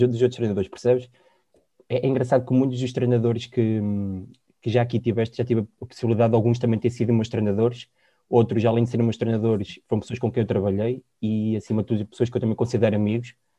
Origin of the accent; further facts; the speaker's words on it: Sangalhos, Centro, Portugal; moved away as an adult; also born or lived in Porto / Germany; eu sou da zona de Sangalhos, vivo na minha uhum. ilhada, na terra de Leitão, e fui com 17 anos, 18 fui para o Porto